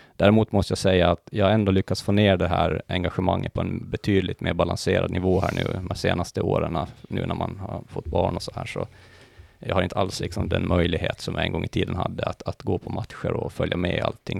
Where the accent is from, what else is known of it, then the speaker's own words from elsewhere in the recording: Mariehamn, Åland Islands; moved away as an adult; also born or lived in Lumparland; now in Stockholm, Sweden; jag är ju född och uppvuxen på Åland då. Eh, Lumparland, mina första levnadsår, sen blev det Mariehamn, eh, där jag inledde min skolgång